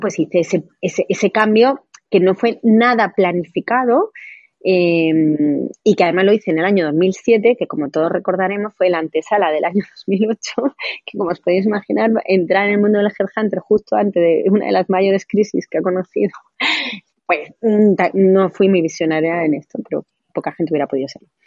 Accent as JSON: {"language": "Spanish", "town": "Granada", "region": "Andalusia", "country": "Spain", "tie": "born or raised there", "also_born_or_lived": "Madrid", "moved": "as an adult", "said": "he estudiado derecho aquí, llevo aquí toda la vida"}